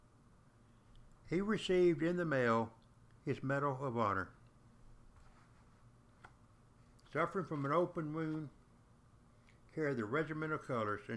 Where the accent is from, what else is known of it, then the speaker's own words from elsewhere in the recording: the South, United States; when I was growing up in the South, we were taught the Yankees were nothing but cowards